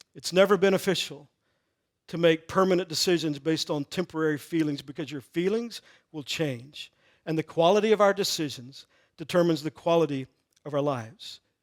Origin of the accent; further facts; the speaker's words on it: Texas, United States; I grew up in Texas